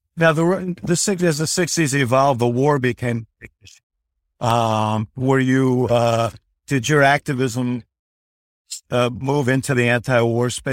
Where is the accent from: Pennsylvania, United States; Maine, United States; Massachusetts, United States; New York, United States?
New York, United States; New York City; I grew up in New York City